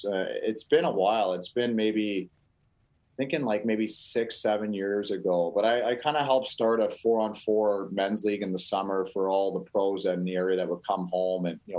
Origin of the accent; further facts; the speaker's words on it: Grimsby, Ontario, Canada; moved away as an adult; also born or lived in Hamilton; now in California, United States; I was born in Hamilton, lived there for 7 years. First started skating at Rumor Princess Point, which is a little part of Lake Ontario. That's where I learned how to skate. And then I moved, and I consider myself a Grimsby guy